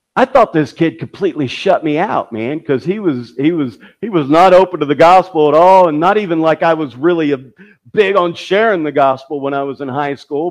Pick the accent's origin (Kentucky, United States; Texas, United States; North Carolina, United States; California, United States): Kentucky, United States; my hometown to the, the World Chicken Festival that they have in, in Kentucky